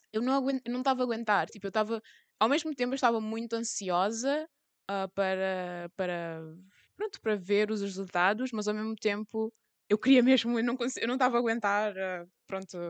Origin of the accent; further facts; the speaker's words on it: Cape Verde; eu sou cabo-verdiana